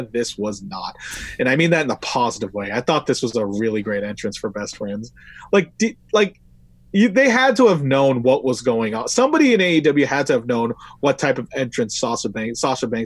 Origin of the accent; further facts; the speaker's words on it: Brooklyn, New York, United States; Hey, I'm from Brooklyn, uh, same place as